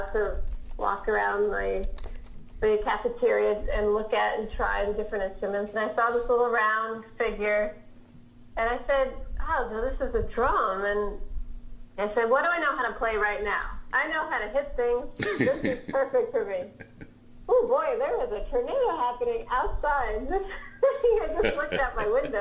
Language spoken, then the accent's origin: English; New York City, New York, United States; growing up in America, in New York City